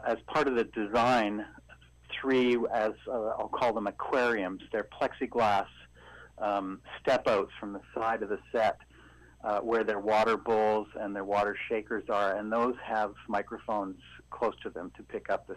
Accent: North Vancouver, British Columbia, Canada; moved away; I grew up in North Vancouver

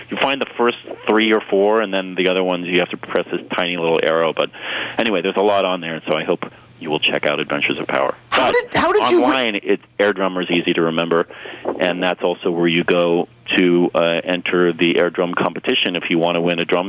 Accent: San Francisco, California, United States; I'm from San Francisco, so we're sort of neighbors.

